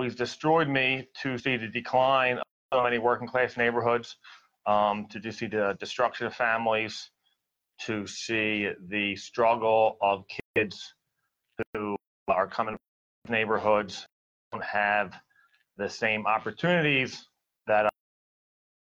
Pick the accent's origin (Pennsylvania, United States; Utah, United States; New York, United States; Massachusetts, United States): Pennsylvania, United States; Philadelphia; when I grew up in Philadelphia, I grew up on Spencer Street, working class neighborhood